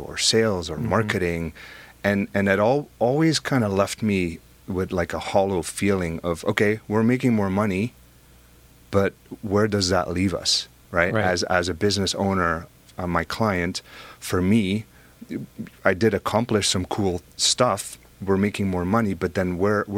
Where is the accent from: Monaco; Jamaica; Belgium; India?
Belgium; now in United States; I have an accent, right? I'm originally from Belgium